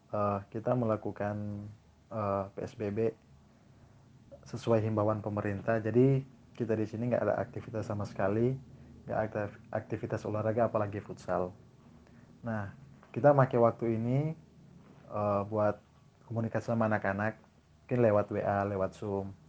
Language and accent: Indonesian; Manado, North Sulawesi, Indonesia; now in Jakarta, Indonesia; Saya asal saya dari Manado, tapi sekarang saya tinggal di Jakarta.